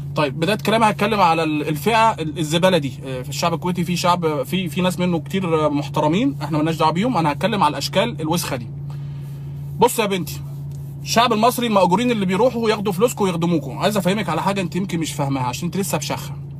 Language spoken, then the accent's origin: Arabic; Egypt; also born or lived in Kuwait; سابتنا اربع سنين او خمس سنين تقريبا عايشين لوحدنا واحنا اطفال عند خالتي في مصر